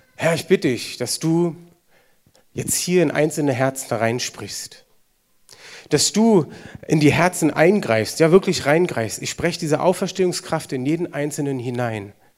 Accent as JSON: {"language": "German", "country": "Germany", "said": "wir als Deutsche"}